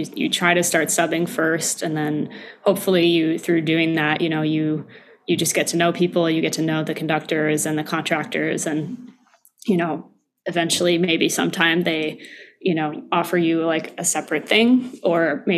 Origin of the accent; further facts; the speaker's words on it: Albany, New York, United States; also born or lived in Michigan; now in New York City, United States; I grew up in upstate New York. I grew up in Albany